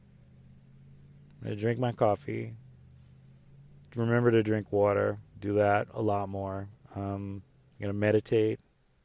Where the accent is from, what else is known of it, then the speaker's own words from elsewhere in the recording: the South, United States; growing up in the South